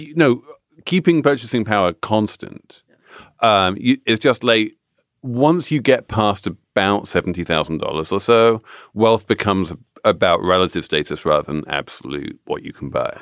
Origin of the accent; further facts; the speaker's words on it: England, United Kingdom; moved away; as an Englishman